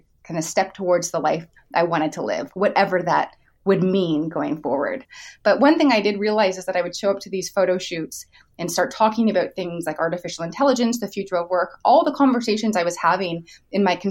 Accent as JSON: {"language": "English", "country": "Canada", "said": "as a Canadian would"}